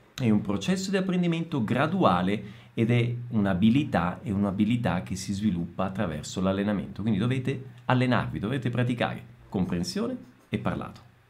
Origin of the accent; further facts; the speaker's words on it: Italy; accent: Italian; Io magari parlo in portoghese e si sente la mia origine italiana, il mio accento un po' italiano